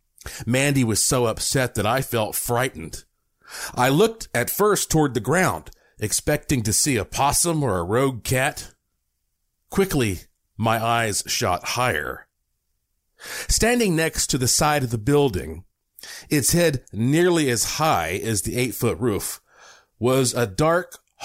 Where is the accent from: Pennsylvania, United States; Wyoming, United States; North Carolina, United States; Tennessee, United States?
North Carolina, United States; Asheville; I was born in Asheville.